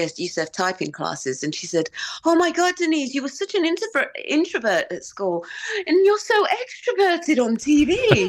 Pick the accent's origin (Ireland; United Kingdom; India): United Kingdom; Romford, London; accent: Romford; also born or lived in Los Angeles; So yeah, we spent 13 years out there. So my accent is kind of like got a little bit of Romford, and it's good. From LA.